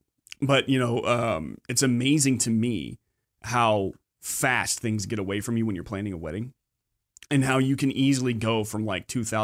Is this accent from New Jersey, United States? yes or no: no; Austin, Texas, United States; also born or lived in Galveston; I spent a lot of time in Austin. You know, I lived in Austin until I was in fifth grade when I finally moved to P